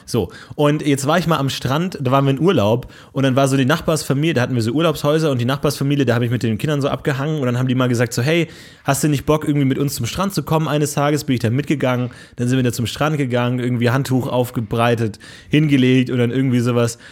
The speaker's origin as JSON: {"language": "German", "region": "Bavaria", "country": "Germany", "said": "ich komme aus Bayern, da hieß es Fasching"}